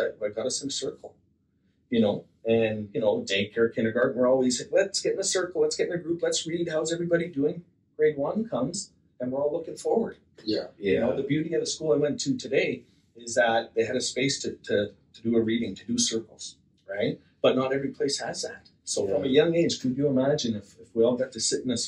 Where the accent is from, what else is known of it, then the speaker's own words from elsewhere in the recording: Slave Lake, Alberta, Canada; also born or lived in St. Paul, Alberta / Edson, Alberta; I grew up in Slave Lake